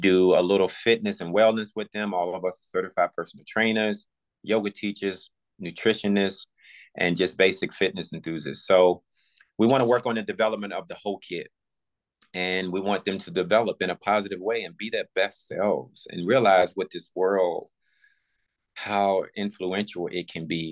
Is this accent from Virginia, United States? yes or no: yes; Buckingham County, Virginia, United States; moved away as an adult; also born or lived in Los Angeles / Pittsburgh / Philadelphia; Virginia, my hometown, Buckingham County